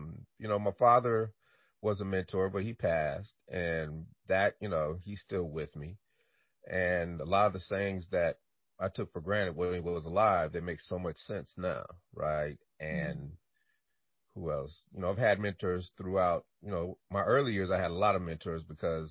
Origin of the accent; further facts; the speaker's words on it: Denver, Colorado, United States; also born or lived in Chicago, Illinois; I was born in Chicago, Illinois, moved to Denver, Colorado when I was 4 years old and had a wonderful childhood